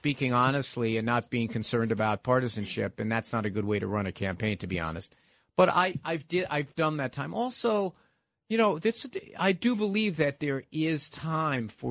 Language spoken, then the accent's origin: English; New York City, New York, United States; I grew up in the Park Slope side of that district